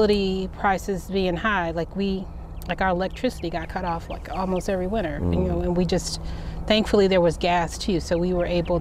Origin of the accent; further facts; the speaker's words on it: Cleveland, Ohio, United States; growing up in Cleveland